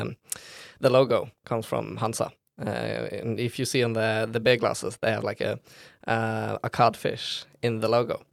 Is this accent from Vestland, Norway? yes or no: yes; Bergen, Vestland, Norway; I was born in Bergen. Uh, I lived two years in the western part of the city called Lodefjord, uh, and for the rest of my life, I have lin-, lived in the southern part of Bergen called Fana.